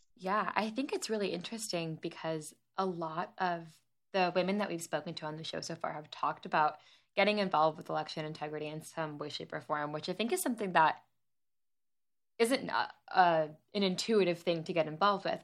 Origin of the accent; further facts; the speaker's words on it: Long Island, New York, United States; I grew up on Long Island, New York.